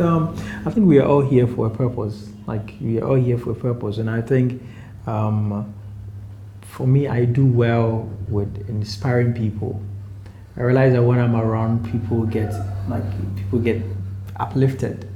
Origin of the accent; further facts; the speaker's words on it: Accra, Greater Accra, Ghana; also born or lived in eastern Ghana; I was born and raised in Accra.